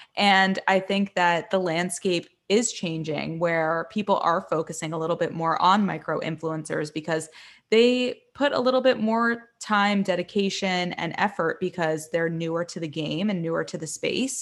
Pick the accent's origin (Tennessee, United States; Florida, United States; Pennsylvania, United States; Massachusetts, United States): Florida, United States; Miami; moved away as an adult; also born or lived in New York; I'm from Miami. I moved to New York when I was eighteen.